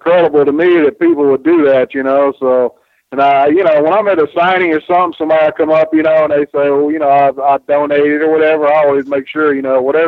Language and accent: English; Spartanburg, South Carolina, United States; my little town in Spartanburg, South Carolina, you know, and I grew up on Mid-Atlantic Championship Wrestling